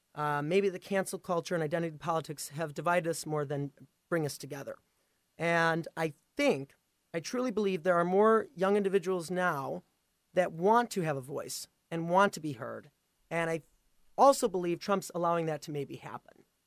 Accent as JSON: {"language": "English", "town": "Pleasant Prairie", "region": "Wisconsin", "country": "United States", "tie": "born or raised there", "also_born_or_lived": "Ukraine", "said": "I was adopted from Ukraine. Um, so I grew up in Pleasant Prairie here in Wisconsin"}